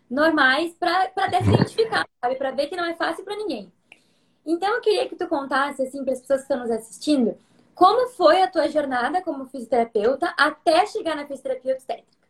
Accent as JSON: {"language": "Portuguese", "town": "Goianésia", "region": "Goiás", "country": "Brazil", "said": "Eu sou de Goianésia, Goiás."}